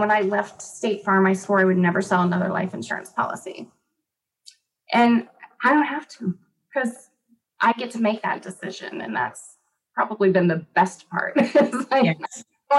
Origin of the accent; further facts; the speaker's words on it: Florida, United States; also born or lived in Massachusetts; Specifically, I am in the Tampa area, just a little bit east of Tampa in Florida. I am a Florida girl. I was born on the East Coast in Massachusetts and ended up in Florida in third grade. So I've been here pretty much forever.